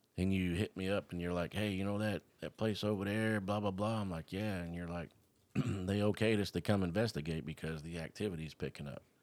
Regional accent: Florida, United States; I was born here in Florida

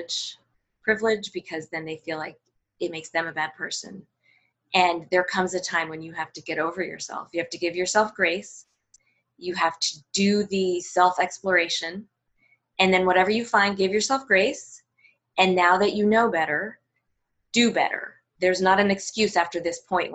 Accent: United States; I was born here. I'm American.

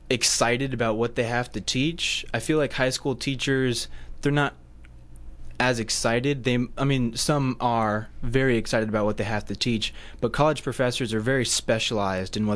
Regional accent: Hawaii, United States; born there; I was born in Hawaii.

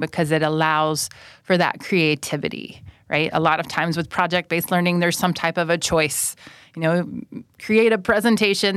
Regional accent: United States; first language English; moved away as an adult; now in Thailand; I'm from the United States

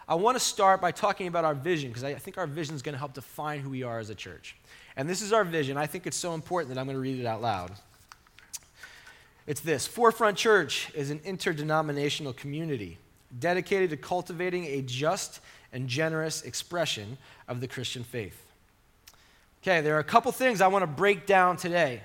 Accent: Long Island, New York, United States; growing up on Long Island

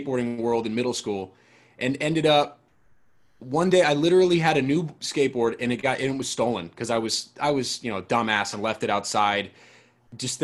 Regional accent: San Diego, California, United States; also born or lived in Seattle, Washington; I'm from Seattle originally, but then, you know, early elementary school, moved to San Diego

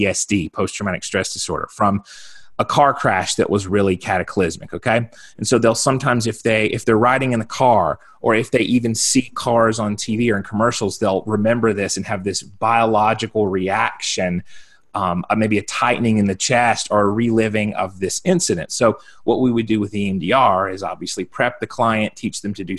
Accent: South Carolina, United States; now in Colorado, United States; Originally, I'm from South Carolina. I'm a Southern boy at heart.

